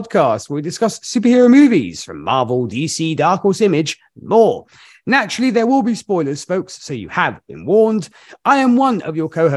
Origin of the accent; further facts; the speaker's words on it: Milan, Lombardy, Italy; Milan, my hometown